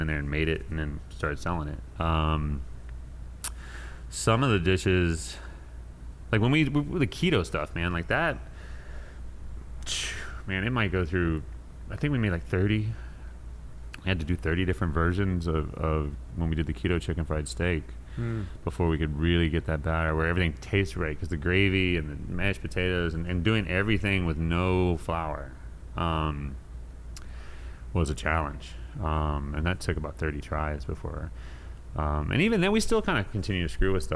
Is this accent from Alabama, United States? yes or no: no; Houston, Texas, United States; also born or lived in New York; growing up in Spring Branch, I mean, Houston